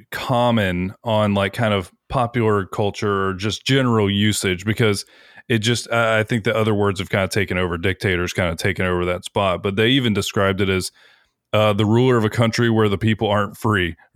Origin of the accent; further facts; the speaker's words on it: United States; we're American.